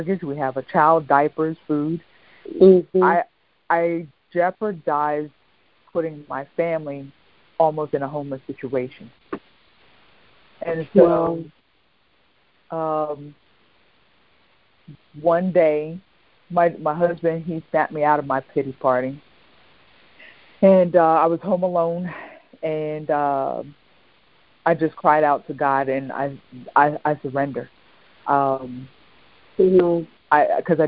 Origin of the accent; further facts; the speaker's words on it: York, Pennsylvania, United States; now in Southern Maryland, United States; my hometown, York, Pennsylvania